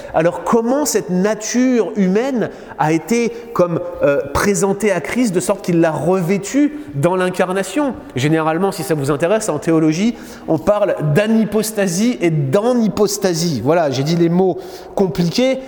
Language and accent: French; France; now in Quebec, Canada; en France, dans mon pays d'origine